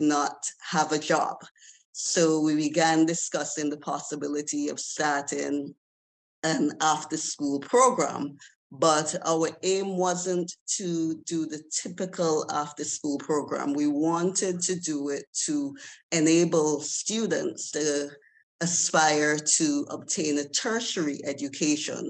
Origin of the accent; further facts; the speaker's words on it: Antigua & Barbuda; I was born in Antigua, and I am a training consultant